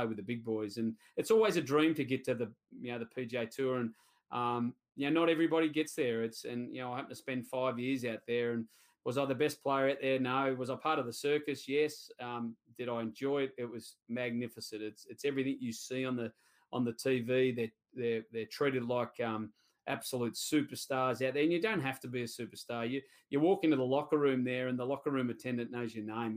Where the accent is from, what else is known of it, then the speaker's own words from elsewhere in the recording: Sydney, New South Wales, Australia; I grew up at Cumberland